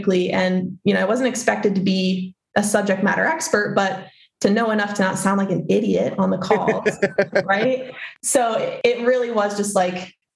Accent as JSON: {"language": "English", "region": "Maine", "country": "United States", "tie": "born or raised there", "moved": "as an adult", "said": "I'm from Maine, born and raised Mainer over here"}